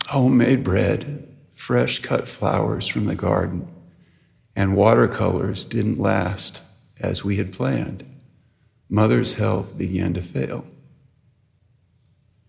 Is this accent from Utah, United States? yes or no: yes; Bountiful, Utah, United States; also born or lived in Rexburg, Idaho; When we were young, growing up in Rexburg and then Bountiful, Utah